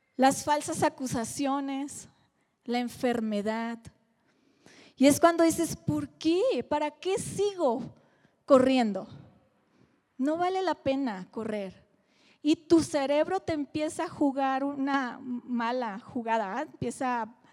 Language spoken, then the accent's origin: Spanish; Mazatlán, Sinaloa, Mexico; soy de Mazatlán